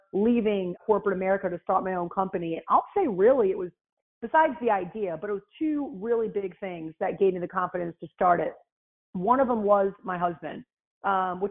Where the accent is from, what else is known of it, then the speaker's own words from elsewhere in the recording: Rhode Island, United States; now in Houston, United States; I live in Houston, Texas, but I'm from Rhode Island, so I have this like weird accent